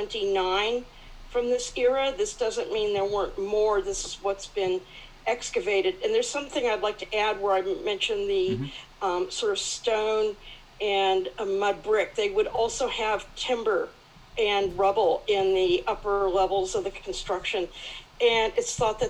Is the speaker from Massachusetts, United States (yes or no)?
no; California, United States; now in Melbourne, Australia; I'm actually from California